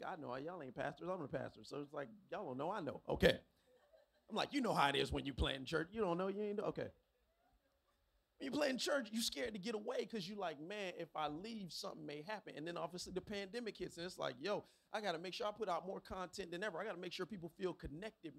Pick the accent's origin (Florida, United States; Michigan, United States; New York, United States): Florida, United States; Miami; I'm from Miami. I was born and raised in the county of Dade, Carroll City, 305.